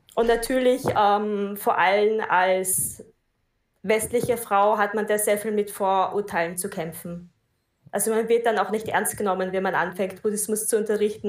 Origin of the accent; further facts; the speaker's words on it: Austria; ich komme aus Österreich